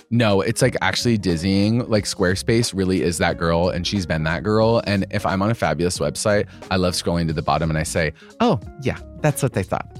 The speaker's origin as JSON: {"language": "English", "town": "Boise", "region": "Idaho", "country": "United States", "tie": "born or raised there", "said": "Boise, Idaho. That's where I'm from."}